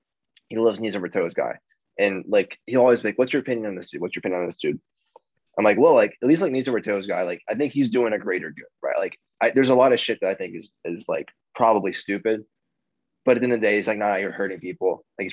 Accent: Radford, Virginia, United States; Yeah, Radford, Virginia.

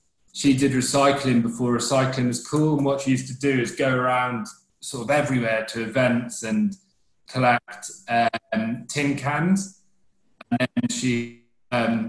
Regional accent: Aberaeron, Wales, United Kingdom; moved away as an adult; now in Stamford, United Kingdom; I'm from Wales originally, a coastal town in Wales

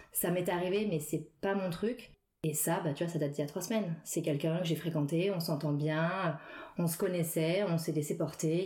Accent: Paris suburbs, Île-de-France, France; now in Paris, France; j'ai grandi en banlieue parisienne.

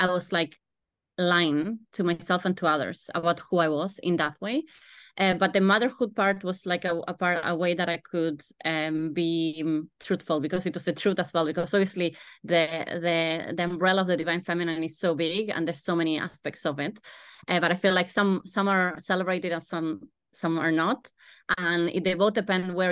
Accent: Argentina; moved away as an adult; now in Ireland; I am from Argentina and I came to Ireland 13, 14 years ago.

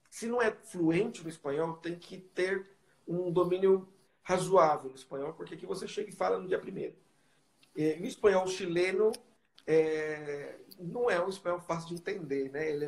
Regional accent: Brazil; porque às vezes a gente vem do Brasil, a gente traz né, o nosso o nosso modelo da IPB, né?

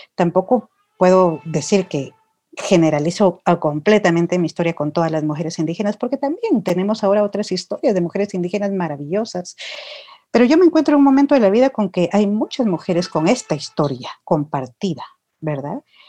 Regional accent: Guatemala; soy de Ishimuleu, soy de este territorio ancestral

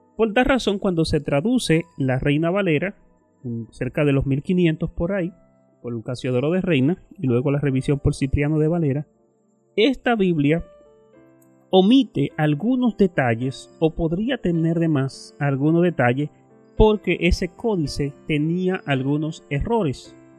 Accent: Dominican Republic; nosotros como dominicanos

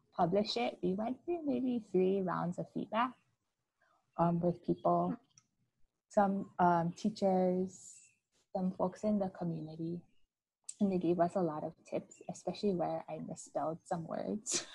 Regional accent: Hawaii, United States; we're actually 100% Japanese so we so but we are always we born and raised in Hawaii

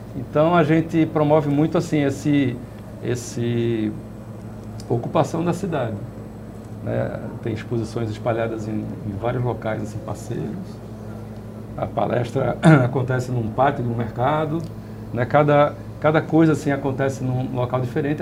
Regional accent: Northeast Region, Brazil; A gente, como nordestino, a gente sempre foi periferia do Brasil

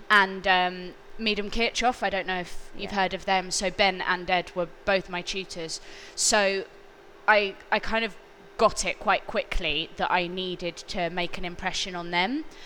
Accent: London, United Kingdom; I grew up in North London

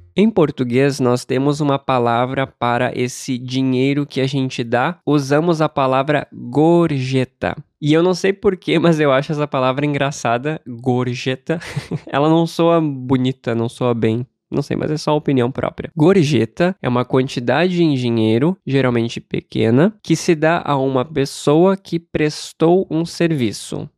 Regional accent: Brazil; como brasileiro que nasceu e cresceu sem o hábito de dar a gorjeta

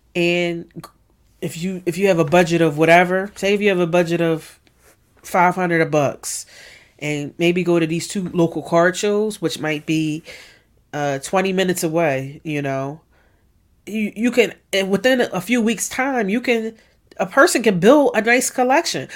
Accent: Philadelphia, Pennsylvania, United States; born and raised in West Philadelphia

